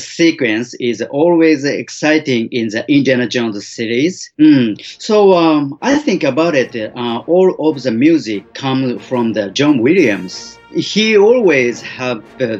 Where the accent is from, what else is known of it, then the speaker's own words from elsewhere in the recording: Osaka, Japan; I was born in Osaka, Japan in 1967, and I grew up in same Osaka city